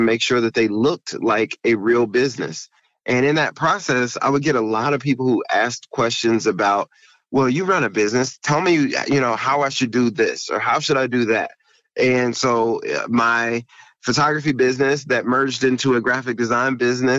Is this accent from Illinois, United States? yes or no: no; Indianapolis, Indiana, United States; moved away as an adult; now in Cincinnati, United States; I am originally from Indianapolis, Indiana. My wife and I were both born in Indianapolis